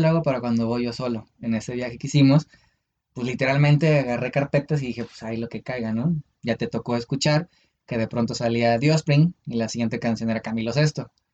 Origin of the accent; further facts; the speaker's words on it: Uruapan, Michoacán, Mexico; moved away; ese era un viaje a mi pueblo, era, iba a Uruapan.